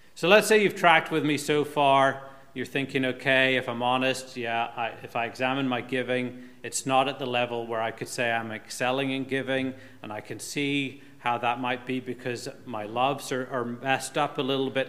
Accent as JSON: {"language": "English", "region": "Northern Ireland", "country": "United Kingdom", "tie": "born or raised there", "moved": "yes", "said": "When I was growing up in Northern Ireland"}